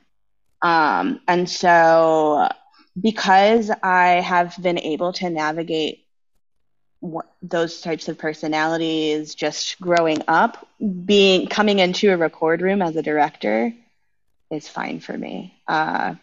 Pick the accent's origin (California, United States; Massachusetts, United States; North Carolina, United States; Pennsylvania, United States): California, United States; San Ramon; also born or lived in San Leandro, California; I grew up in the Bay Area. I grew up in the San Ramon Valley